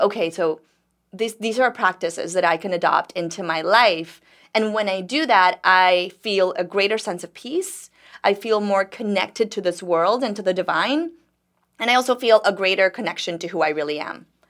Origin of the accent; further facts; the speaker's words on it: Dominican Republic; also born or lived in New York; now in Miami, United States; I grew up in Dominican Republic